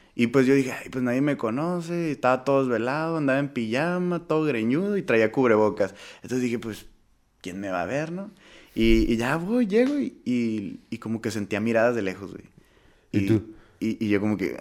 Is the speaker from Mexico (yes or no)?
yes; Tijuana, Baja California, Mexico; now in United States; regresar a, mi tierra, que sería Tijuana